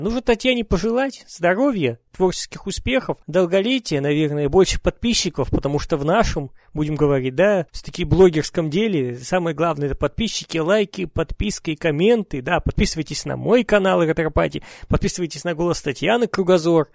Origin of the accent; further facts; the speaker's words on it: Urals, Russia; я родом с Урала